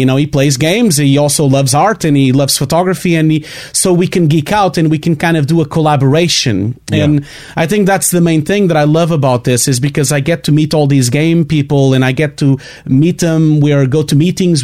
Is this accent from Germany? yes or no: no; Portugal; English is a second language; I have a terrible accent. I can't really avoid it. I'm from Portugal.